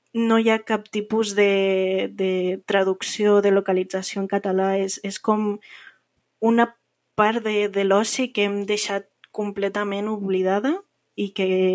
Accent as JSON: {"language": "Catalan", "country": "Andorra", "tie": "born or raised there", "moved": "as an adult", "lives_now": "Barcelona, Spain", "said": "tinc un accent una miqueta diferent. Eh, soc andorrana i eh, sí que porto visquent a, a Barcelona uns anys"}